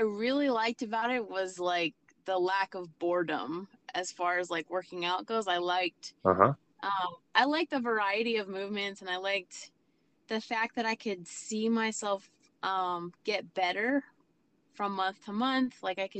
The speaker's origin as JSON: {"language": "English", "region": "Pennsylvania", "country": "United States", "tie": "born or raised there", "moved": "yes", "said": "I I grew up in Pennsylvania, so that's my hometown."}